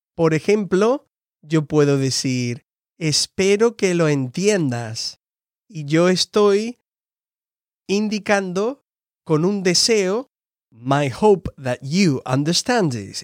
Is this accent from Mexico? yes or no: no; Andalusia, Spain; moved away as an adult; now in United States; original de España, del sur, una región que se llama Andalucía